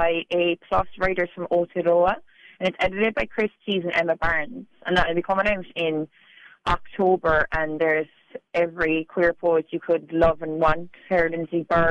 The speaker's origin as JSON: {"language": "English", "town": "Bandon", "region": "Munster", "country": "Ireland", "tie": "born or raised there", "moved": "as an adult", "lives_now": "Dunedin, New Zealand", "said": "until very late in life, I was just from Bandon."}